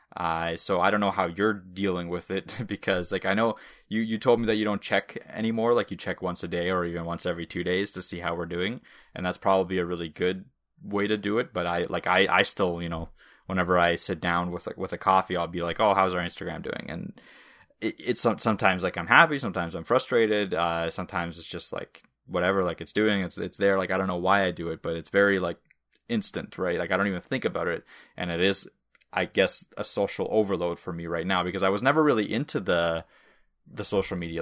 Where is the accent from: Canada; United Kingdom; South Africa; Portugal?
Canada; first language Russian; English is a second language; which Russian is technically my native language, but I moved to Canada when I was five